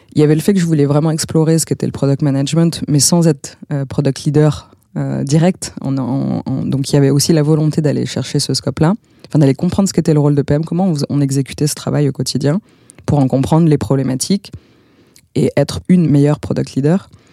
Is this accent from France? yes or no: yes; Bordeaux, Nouvelle-Aquitaine, France; je suis bordelaise